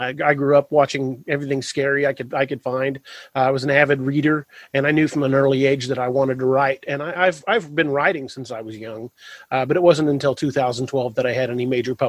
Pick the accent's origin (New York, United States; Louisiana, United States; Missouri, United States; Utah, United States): Missouri, United States; Lebanon; now in Springfield, United States; I grew up in Lebanon.